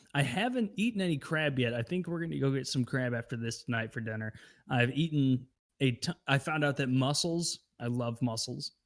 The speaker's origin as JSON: {"language": "English", "region": "Midwest", "country": "United States", "tie": "born or raised there", "said": "I grew up in the Midwest."}